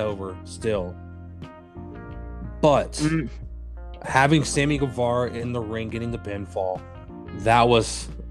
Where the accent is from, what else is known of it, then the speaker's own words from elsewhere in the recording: the South, United States; I'm from the South. That's how we say it.